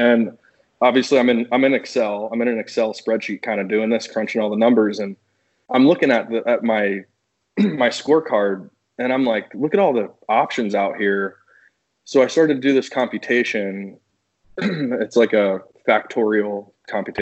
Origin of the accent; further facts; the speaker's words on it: Newtown, Connecticut, United States; moved away as an adult; also born or lived in Florida; Newtown's such a good place. It's such a great place to grow up.